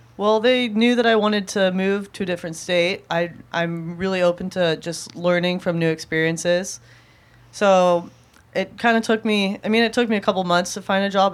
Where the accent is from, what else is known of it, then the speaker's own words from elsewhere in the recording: Southern California, United States; also born or lived in Santa Ana Heights; growing up in Southern California